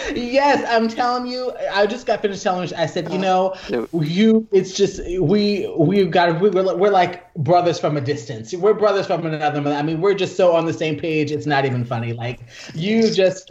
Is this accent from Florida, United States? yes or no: no; Yonkers, New York, United States; also born or lived in Columbus, Ohio; now in Brooklyn, United States; I was born in Yonkers